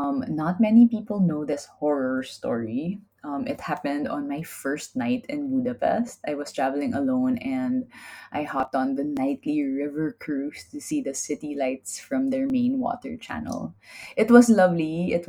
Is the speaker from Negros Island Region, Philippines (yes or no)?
no; Manila, Metro Manila, Philippines; I was in Europe. I came from Manila. It's definitely more dangerous than Manila.